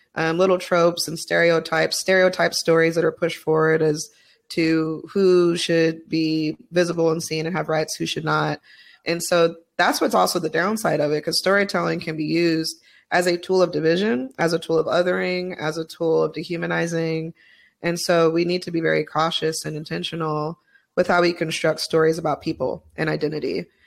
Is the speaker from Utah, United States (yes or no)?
yes; Utah, United States; I was raised in Utah